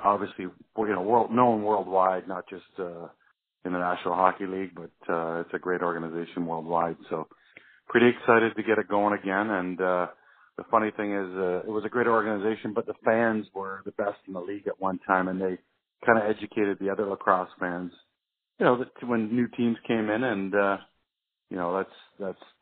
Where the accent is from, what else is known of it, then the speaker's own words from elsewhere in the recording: Peterborough, Ontario, Canada; I grew up in a city in Canada east of Toronto, a place called Peterborough